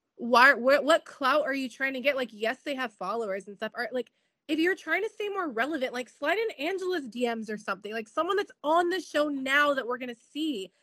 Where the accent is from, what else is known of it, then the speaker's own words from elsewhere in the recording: San Diego, California, United States; San Diego look real bad, and that's my hometown